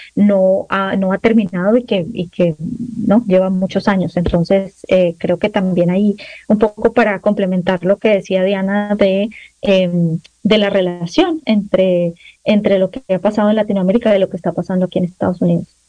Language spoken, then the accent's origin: Spanish; Colombia; now in United States; yo soy colombiana